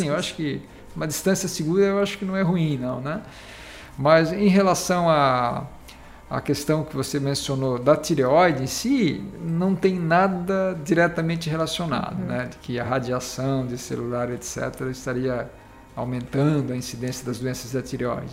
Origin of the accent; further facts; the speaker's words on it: Laguna, Santa Catarina, Brazil; also born or lived in São Paulo; now in Tubarão, Brazil; na verdade eu sou natural aqui do município de Laguna